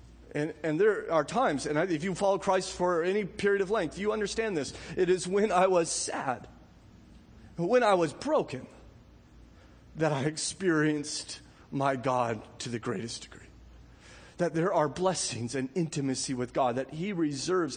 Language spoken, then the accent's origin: English; Southern California, United States; growing up in Southern California